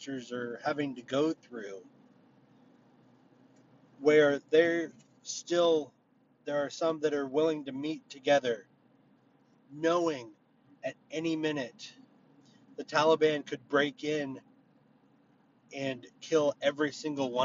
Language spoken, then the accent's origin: English; United States